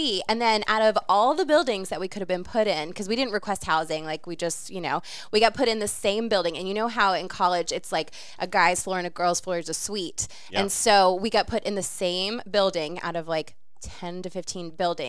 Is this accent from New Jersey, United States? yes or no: yes; New Jersey, United States; now in North Carolina, United States; I'm from Jersey.